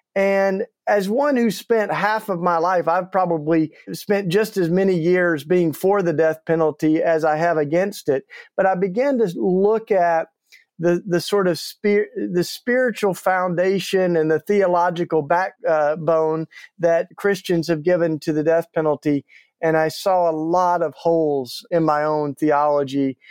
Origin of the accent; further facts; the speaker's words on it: East Tennessee, United States; moved away as an adult; now in Philadelphia, United States; I grew up in the Bible Belt down in East Tennessee.